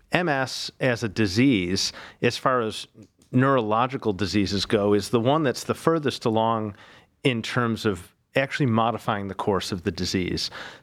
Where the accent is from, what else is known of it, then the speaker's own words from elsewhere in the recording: Buffalo, New York, United States; now in Cleveland, United States; So I'm originally from Buffalo, New York, came to Cleveland almost, I guess, 17 years ago now, did my medical school in Buffalo.